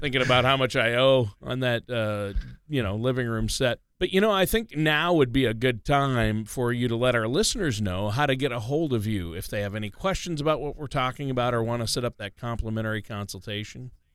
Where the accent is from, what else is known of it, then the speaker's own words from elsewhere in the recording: Minnesota, United States; growing up in Minnesota